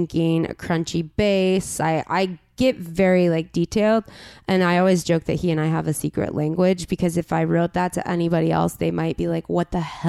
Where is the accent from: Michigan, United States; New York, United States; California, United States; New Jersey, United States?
California, United States; La Crescenta; I've always lived on the east side. I grew up in La Crescenta, which uh-huh. is above Glendale.